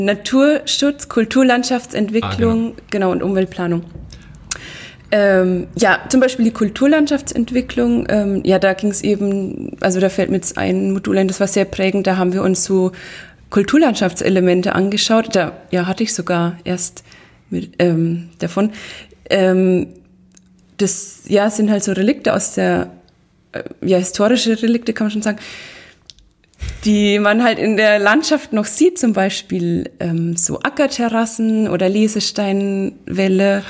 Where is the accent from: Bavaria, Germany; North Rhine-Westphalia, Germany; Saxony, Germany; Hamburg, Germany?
Bavaria, Germany; Riedenberg; ich komme aus Riedenberg